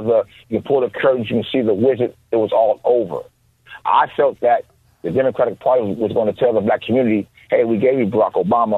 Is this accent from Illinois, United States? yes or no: yes; Chicago, Illinois, United States; I'm from Chicago, right?